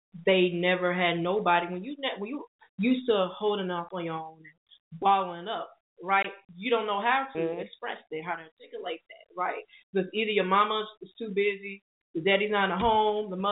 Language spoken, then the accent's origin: English; Chicago, Illinois, United States; I'm from Chicago. I live here